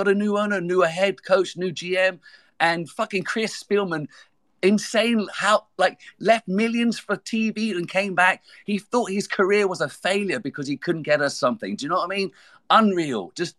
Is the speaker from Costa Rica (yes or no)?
no; United Kingdom; moved away as an adult; also born or lived in Michigan, United States; now in United States; I'm from just outside London. I'm an American now, but I came out to study in Albion College in 92 for 3 years. And long story short, came back in 01